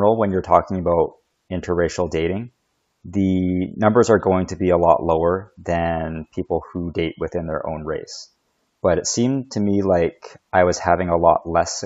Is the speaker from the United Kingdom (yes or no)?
no; Canada; I know I'm Chinese, but I grew up in Canada